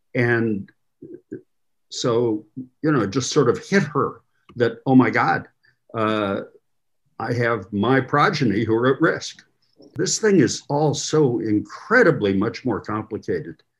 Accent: Midwest, United States; moved away as an adult; also born or lived in the West; I grew up in the Midwest and I've lived uh, from law school onward in the West.

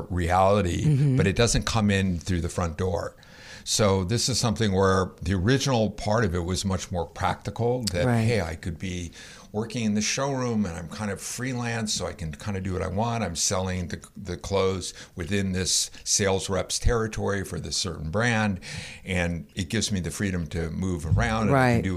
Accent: Los Angeles, California, United States; So for myself, I grew up in Los Angeles. I grew up actually in Hollywood.

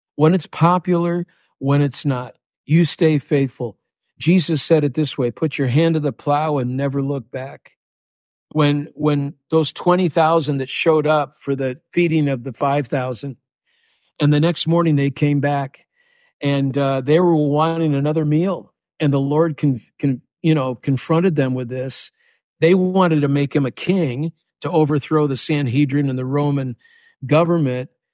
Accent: Chicago, Illinois, United States; now in South Florida, United States; I'm from Chicago

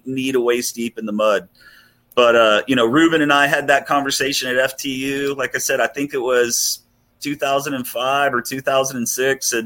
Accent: Port O'Connor, Texas, United States; moved away as an adult; now in Houston, United States; my brother and I, we grew up wade fishing in Port O'Connor

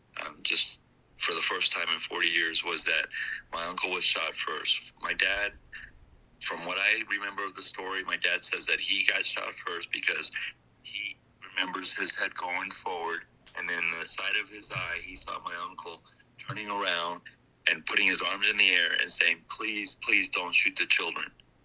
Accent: New Jersey, United States; You from Jersey? I'm from Jersey.

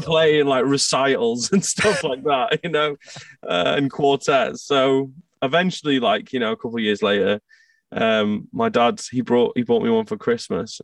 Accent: outskirts of Manchester, North West England, United Kingdom; also born or lived in Scotland; I moved uh, to the outskirts of Manchester uh, when I was like three years old. My parents moved, so I kind of grew up in England.

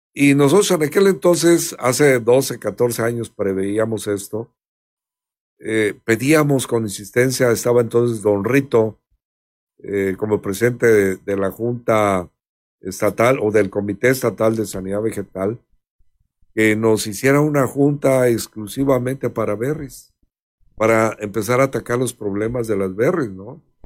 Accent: Mexico; Somos muchos mexicanos

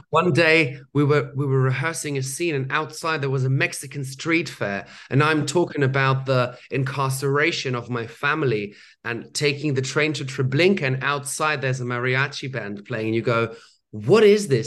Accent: Germany; I grew up in Germany

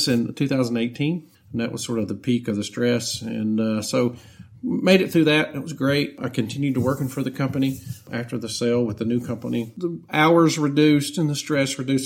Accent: Cleveland, Tennessee, United States; moved away as an adult; also born or lived in Chattanooga, Tennessee; now in Pensacola, United States; I was born and raised in Cleveland, Tennessee, which is a relatively small town, probably most well known for Lee University

